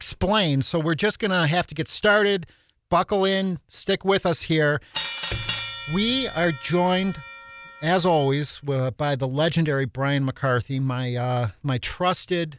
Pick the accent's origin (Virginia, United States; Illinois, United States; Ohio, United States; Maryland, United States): Illinois, United States; Chicago; I grew up on the South Side of Chicago as well